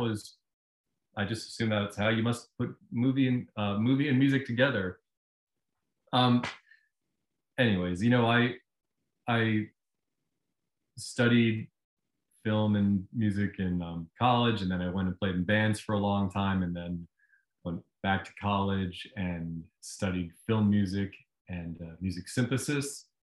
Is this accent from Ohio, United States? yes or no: no; Virginia, United States; moved away as an adult; Oh, well, I left Virginia when I was 18.